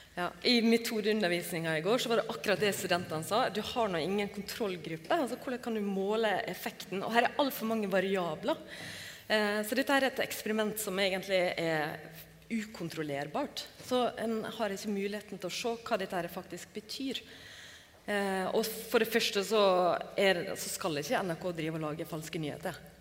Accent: Norway; hos oss i Norge

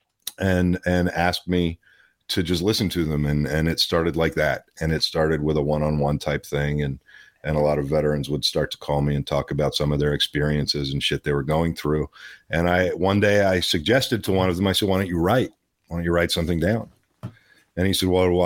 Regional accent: Pittsburgh, Pennsylvania, United States; also born or lived in Los Angeles, California; now in Kentucky, United States; I was born in Pittsburgh. I was raised between Pittsburgh and L.A. I lived in L.A. for 15 years

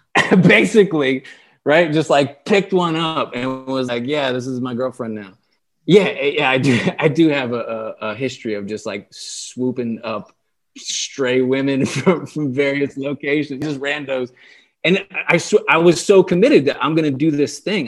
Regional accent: Delaware, United States; moved away as an adult; also born or lived in San Diego; I, I grew up in Delaware. I lived in Delaware for twenty-eight years

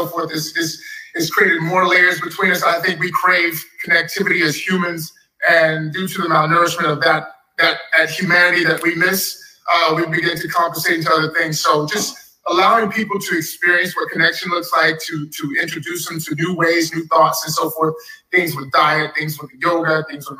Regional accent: Dallas, Texas, United States; growing up in Texas, Dallas

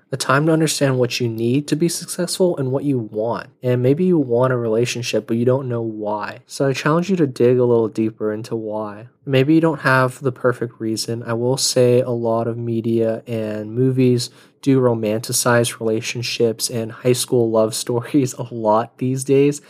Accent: United States; growing up in America in a suburbial life

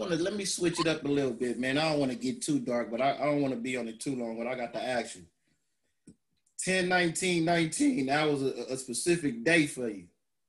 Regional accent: California, United States; I'm from California.

